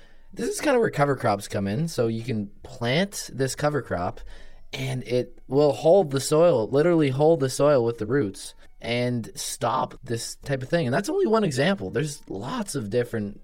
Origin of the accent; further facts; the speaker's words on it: Woodstock, Ontario, Canada; I'm from Woodstock, Ontario, so it's about 45 to 50 minutes, depending on how fast you drive. To from Guelph, I actually grew up on a farm